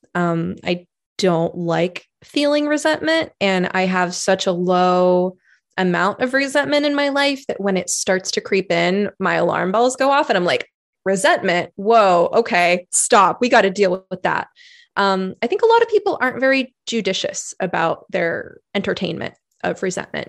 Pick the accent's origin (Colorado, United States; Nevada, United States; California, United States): California, United States; moved away as an adult; now in Oregon, United States; I was originally from California